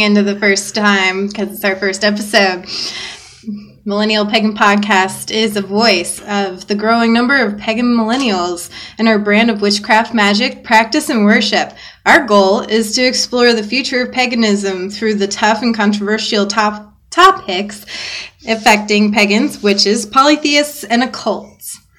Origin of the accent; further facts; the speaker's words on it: the South, United States; now in Phoenix, United States; I grew up in the South